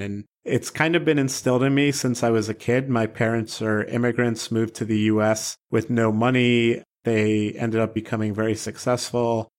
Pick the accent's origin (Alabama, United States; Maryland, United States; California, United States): Maryland, United States; Baltimore; growing up in Baltimore